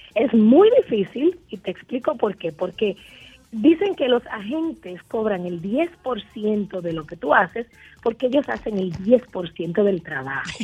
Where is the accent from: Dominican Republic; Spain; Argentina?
Dominican Republic; Yo como dominicana